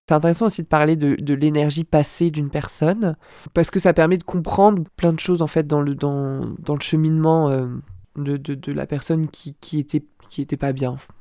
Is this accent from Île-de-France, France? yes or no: yes; near Rambouillet, Yvelines, Île-de-France, France; also born or lived in Lille / Dunkirk; J'ai grandi dans le 78, dans un village à côté de Rambouillet qui s'appelle Ophargis